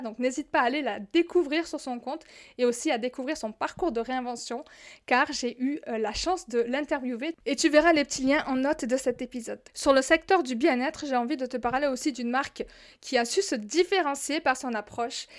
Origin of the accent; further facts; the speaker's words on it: southern France, France; accent: southern; now in Morocco; je viens du sud, tu l'entends certainement dans mon accent, je le dis parfois, j'habite au Maroc